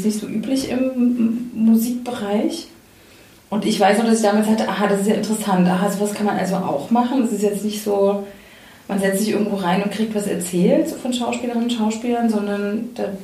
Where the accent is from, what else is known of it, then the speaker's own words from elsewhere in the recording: Leipzig, Saxony, Germany; Ich bin in Leipzig groß geworden und weiß noch, dass ich in irgendeinem so Haus war, so ein Künstlerinnenhaus